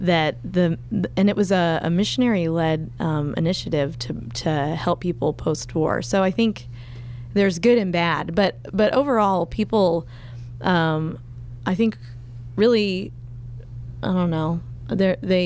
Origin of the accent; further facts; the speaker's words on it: United States; moved away as an adult; now in Japan; I was from America